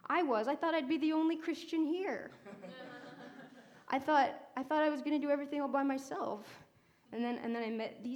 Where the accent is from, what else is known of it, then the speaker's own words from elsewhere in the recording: United States; now in Berkeley, United States; I'm not from here. I'm from Lake Tahoe